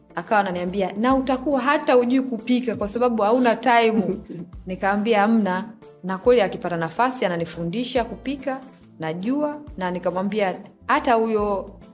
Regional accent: Morogoro, Morogoro Region, Tanzania; mi kwetu ni Morogoro, Morogoro mjini.

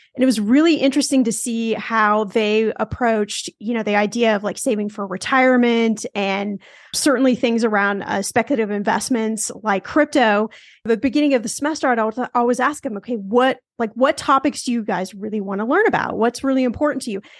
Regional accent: Los Angeles, California, United States; I'm from Los Angeles

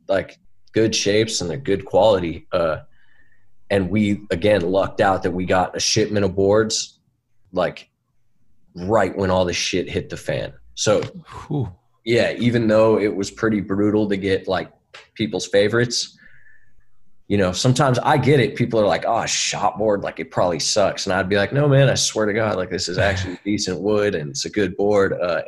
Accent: San Francisco, California, United States; born there; I was born in San Francisco in the city only because that's where my mom was at the moment.

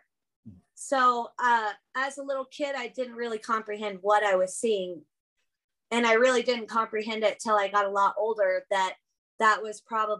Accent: California, United States; now in Idaho, United States; I've lived in Idaho for almost the last 20 years. Before that, I grew up in California.

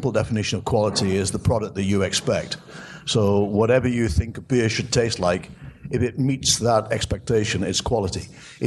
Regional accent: England, United Kingdom; now in United States; I'm English

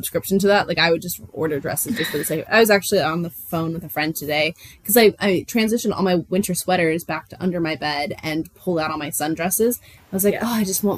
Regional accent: Puyallup, Washington, United States; the most important part of my hometown culture to me is the Puyallup Fair

